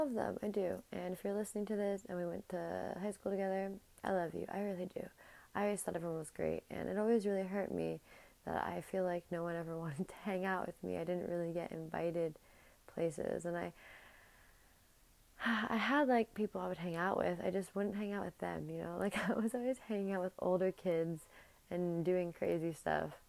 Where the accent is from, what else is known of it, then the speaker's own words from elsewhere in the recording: New Jersey, United States; my hometown in the suburbs of New Jersey where I grew up